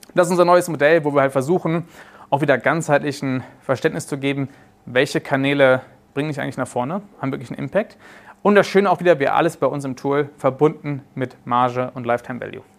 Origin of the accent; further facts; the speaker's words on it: Germany; moved away as an adult; also born or lived in South Africa; mich haben früher meine Kollegen in Südafrika immer mit als Deutscher den, den, den UTM-Nazi genannt